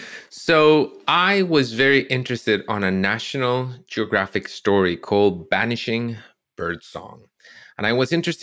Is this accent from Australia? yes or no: no; Costa Rica; moved away as an adult; now in Canada; they tried this in Costa Rica once when I was a kid, and we all hated it.